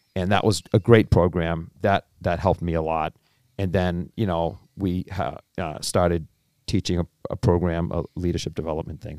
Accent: Cambridge, Massachusetts, United States; born and raised in Cambridge

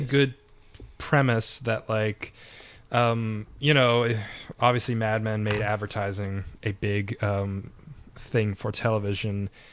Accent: Canada; we're from Canada

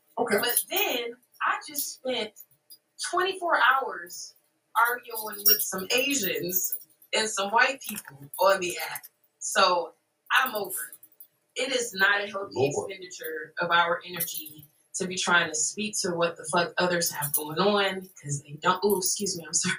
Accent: Ohio, United States

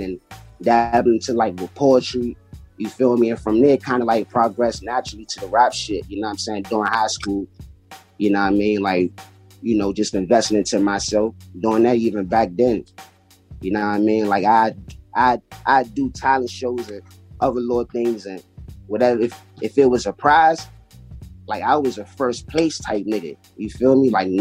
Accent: Washington, District of Columbia, United States; I'm from D.C. I'm from Washington, D.C. You know, born and raised

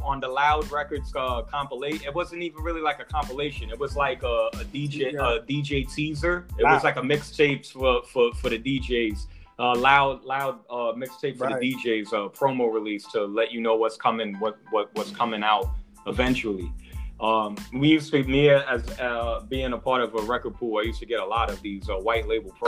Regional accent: New York City, New York, United States; now in Miami, United States; I'm from the Bronx

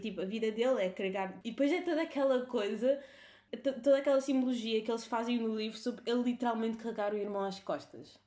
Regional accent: Cape Verde; Portuguese is a second language; now in Portugal; nós sempre confundimos o português com o crioulo ao crescer

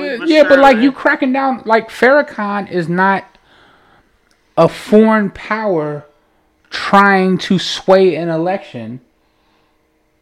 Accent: Chicago, Illinois, United States; we're from Chicago

